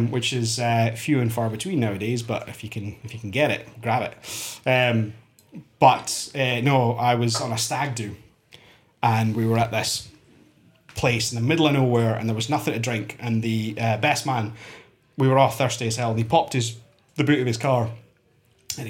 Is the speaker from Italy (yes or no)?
no; Fraserburgh, Scotland, United Kingdom; I'm from Fraserburgh